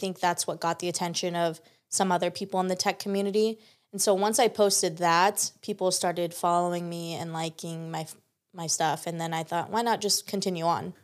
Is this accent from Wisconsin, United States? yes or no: no; San Diego, California, United States; I'm so excited to be a local San Diegan